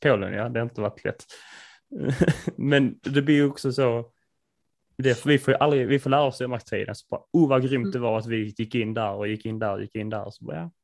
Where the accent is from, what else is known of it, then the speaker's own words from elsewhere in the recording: Sweden; Vi är ju svenskar